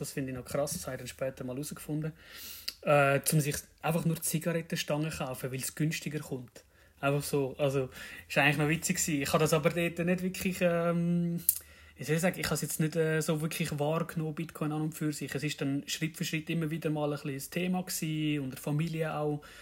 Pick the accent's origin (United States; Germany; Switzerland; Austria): Switzerland; Zurich; komme aus dem schönen Kanton Zürich